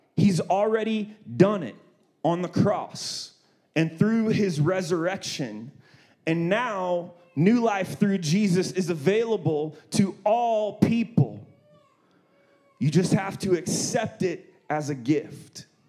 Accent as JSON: {"language": "English", "town": "Columbus", "region": "Ohio", "country": "United States", "tie": "born or raised there", "moved": "as an adult", "lives_now": "Redlands, United States", "said": "I'm originally from Ohio, Columbus, Ohio. I lived there till I was 18"}